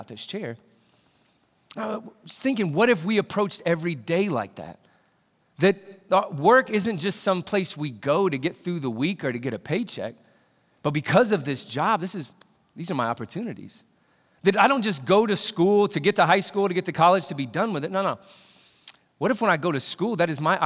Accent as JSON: {"language": "English", "region": "Indiana", "country": "United States", "tie": "born or raised there", "said": "I grew up in Indiana"}